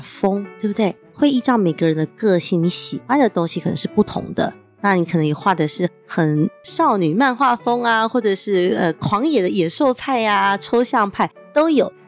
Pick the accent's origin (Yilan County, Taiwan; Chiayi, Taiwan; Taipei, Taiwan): Taipei, Taiwan; 我从小住在台北市的西门町长大的